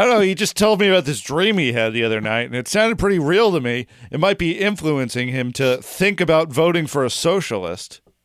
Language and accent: English; United States; we're an American, we're American citizens